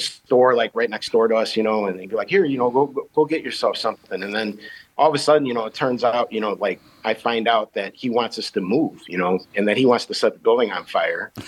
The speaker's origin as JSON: {"language": "English", "town": "Chicago", "region": "Illinois", "country": "United States", "tie": "born or raised there", "said": "I grew up in the back of the yards in Chicago. I'm from the South Side"}